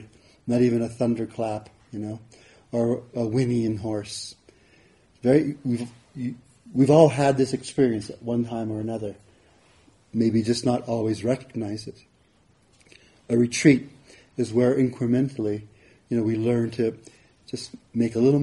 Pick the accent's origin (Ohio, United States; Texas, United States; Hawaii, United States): Hawaii, United States; where I grew up in Hawaii